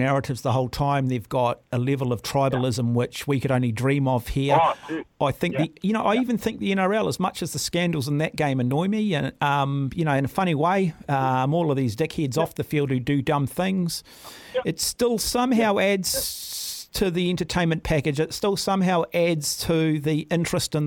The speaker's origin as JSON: {"language": "English", "country": "New Zealand", "said": "Me as a New Zealander"}